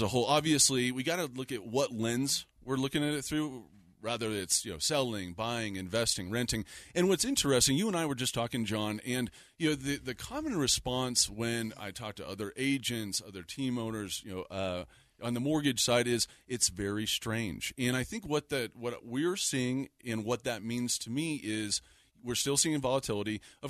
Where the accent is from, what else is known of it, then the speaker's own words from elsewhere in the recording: Littleton, Colorado, United States; also born or lived in Denver, Colorado; now in Lakewood, United States; I was born and raised in Littleton.